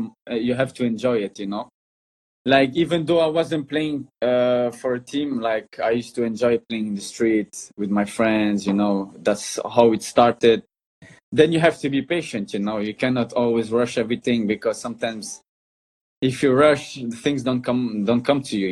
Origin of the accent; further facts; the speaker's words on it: Brussels, Brussels-Capital Region, Belgium; now in Spain; I grew up in Belgium. That's where I'm born, in Brussels. And obviously, that's where I grew up as a little boy